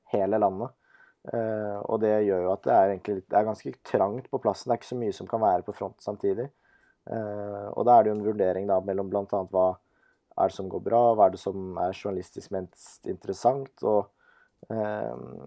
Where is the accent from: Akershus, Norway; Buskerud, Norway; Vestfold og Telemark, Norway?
Akershus, Norway; Nesodden; vi er jo begge fra Nesodden, samme kull, samme vennegjeng